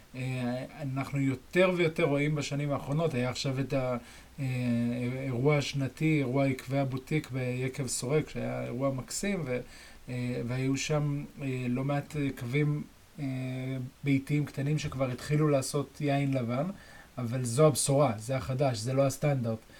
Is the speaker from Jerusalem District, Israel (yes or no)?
yes; Jerusalem, Jerusalem District, Israel; אצלנו בירושלים